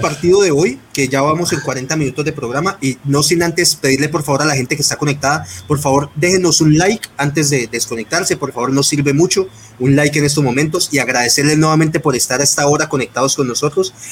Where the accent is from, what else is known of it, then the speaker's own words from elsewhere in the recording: Colombia; como buenos colombianos